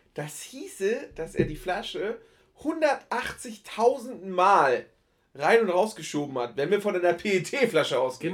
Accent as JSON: {"language": "German", "town": "Geesthacht", "region": "Schleswig-Holstein", "country": "Germany", "tie": "born or raised there", "said": "meine, meine Heimat"}